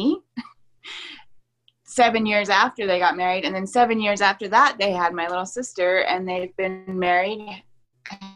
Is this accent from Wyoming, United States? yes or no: yes; Laramie, Wyoming, United States; I was born in Laramie, Wyoming, and raised here